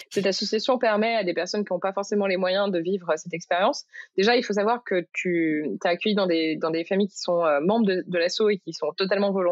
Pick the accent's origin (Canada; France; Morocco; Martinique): Morocco; En gros, moi, euh, j'ai grandi au Maroc et euh, mes parents avaient fait le choix quand j'étais petite de mettre dans une école euh, marocaine où j'ai appris l'arabe en fait.